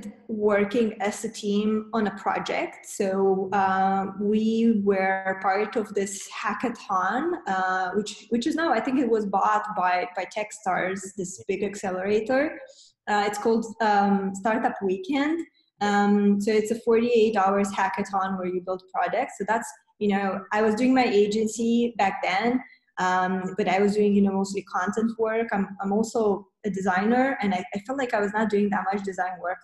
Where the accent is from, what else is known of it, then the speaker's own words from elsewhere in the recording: Moldova; moved away as an adult; now in Romania; we moved from Moldova, where we're originally from. We moved to Romania